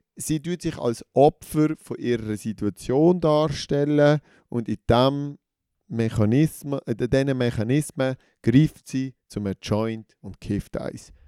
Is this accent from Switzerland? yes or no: yes; Switzerland; uns Schweizerinnen und Schweizer